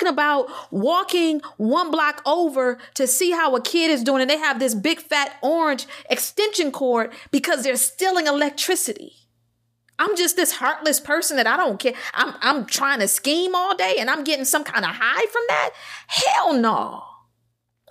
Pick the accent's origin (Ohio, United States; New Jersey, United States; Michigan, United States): Michigan, United States; Detroit; I'm from Detroit.